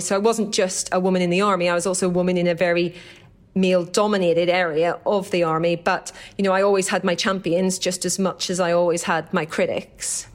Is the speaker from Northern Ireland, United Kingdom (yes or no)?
yes; Downpatrick, Northern Ireland, United Kingdom; accent: Irish; moved away; I grew up in County Down in Northern Ireland